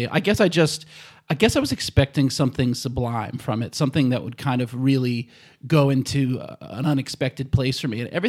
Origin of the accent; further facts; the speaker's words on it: United States; Oh, I'm from the States.